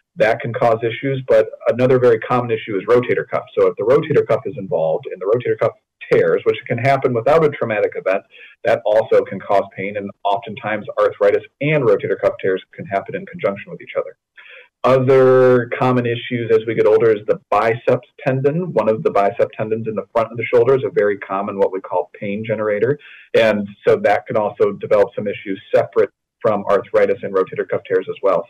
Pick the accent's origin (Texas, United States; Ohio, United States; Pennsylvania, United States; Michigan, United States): Michigan, United States; West; I grew up in West Michigan